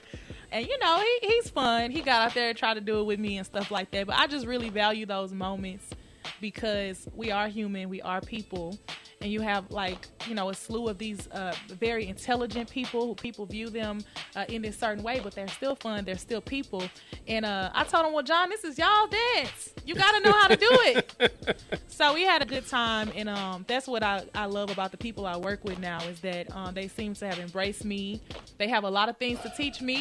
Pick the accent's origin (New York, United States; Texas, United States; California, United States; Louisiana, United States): Texas, United States; Houston; moved away as an adult; now in St. Louis, United States; I grew up doing in Houston